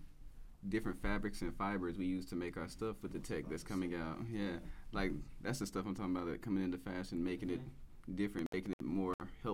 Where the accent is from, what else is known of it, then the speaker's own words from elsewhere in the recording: the South, United States; I'm growing up in the South.